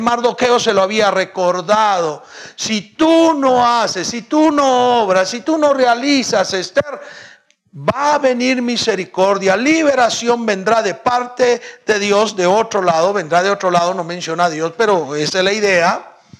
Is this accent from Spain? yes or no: no; Guatemala